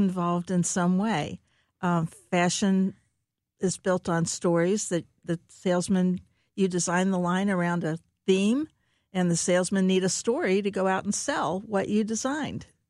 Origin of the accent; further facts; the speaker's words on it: Cincinnati, Ohio, United States; moved away as an adult; now in St. Louis, United States; I grew up in Cincinnati, uh, Ohio